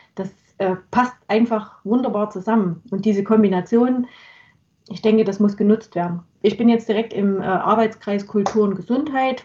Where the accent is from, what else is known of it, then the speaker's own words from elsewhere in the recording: Chemnitz, Saxony, Germany; meine Heimatstadt